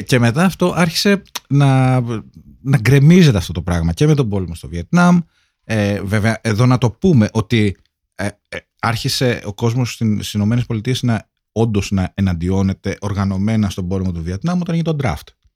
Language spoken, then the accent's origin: Greek; Kavala, East Macedonia and Thrace, Greece; στην πατρίδα Καβάλα